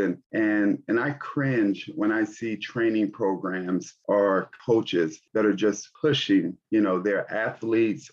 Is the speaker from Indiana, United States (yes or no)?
yes; Gary, Indiana, United States; I'm from Gary, Indiana. And during that time, Gary was the homicide capital of the U.S. And so there was a lot of things that were going on during my childhood